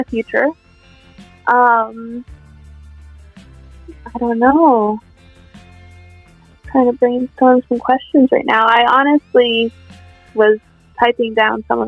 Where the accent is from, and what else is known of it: Connecticut, United States; born or raised there